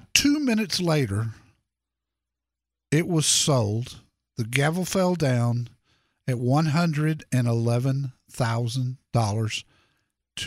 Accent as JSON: {"language": "English", "town": "Dallas", "region": "Texas", "country": "United States", "tie": "born or raised there", "said": "if you're in my home town, Dallas, Texas"}